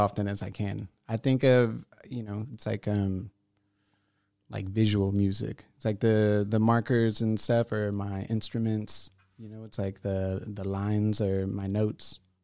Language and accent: English; La Porte, Texas, United States; I grew up on the southeast side